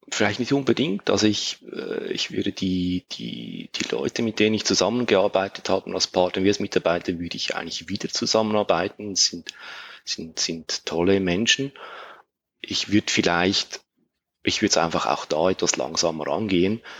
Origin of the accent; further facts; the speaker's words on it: Switzerland; die Analogie zum, zum Käse, sage ich mal, als Schweizer.